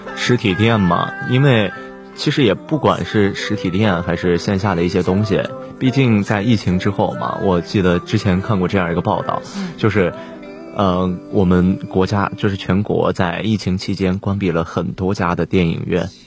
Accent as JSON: {"language": "Chinese", "region": "Northwest China", "country": "China", "said": "我们西北人口味的奶茶"}